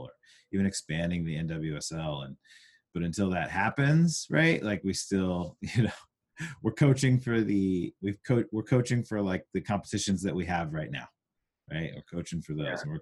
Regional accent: Huntington Beach, California, United States; my experiences growing up in Huntington, where, you know, it was a more of a suburb

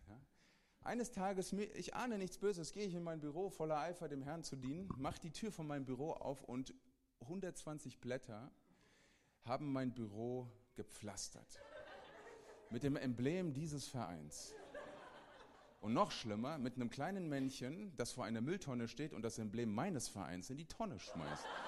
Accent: Hesse, Germany; ich bin ein Hesse. Ist okay. Und ich bin zur Hälfte Mazedonier.

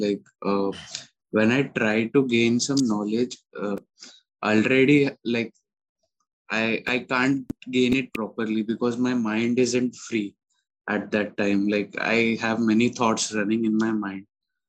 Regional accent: Mumbai, Maharashtra, India; I'm from Mumbai.

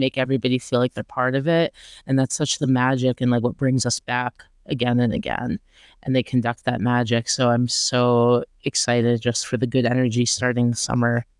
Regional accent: Rochester, New York, United States; my hometown, Rochester

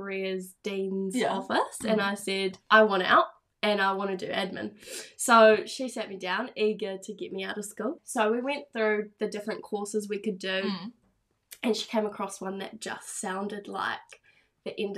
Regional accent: Tauranga, Bay of Plenty, New Zealand; I'm from Tauranga. I went through school in Tauranga.

